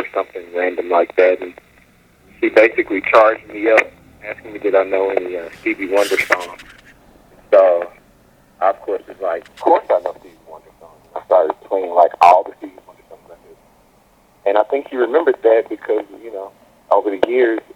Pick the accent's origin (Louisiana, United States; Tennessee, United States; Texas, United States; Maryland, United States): Tennessee, United States; Memphis; Terrence and I have been knowing each other since we were 11 years old. We're both from Memphis, Tennessee.